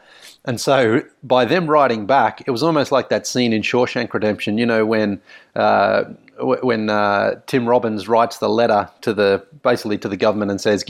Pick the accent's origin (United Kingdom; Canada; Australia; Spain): Australia; Sunbury, Victoria; basketball itself as a sport was quite big, I felt, growing up in Sunbury, certainly, and in Victoria